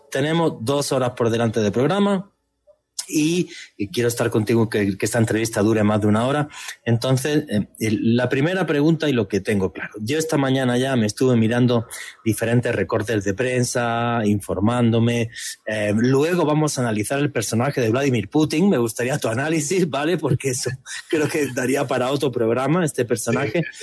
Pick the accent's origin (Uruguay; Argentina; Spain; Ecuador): Spain; moved away as an adult; now in Colombia; nací en España